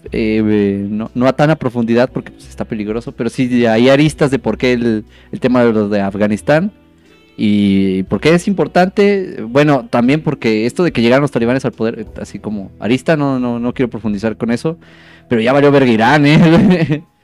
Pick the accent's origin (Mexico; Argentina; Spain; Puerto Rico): Mexico; No es racista si soy mexicano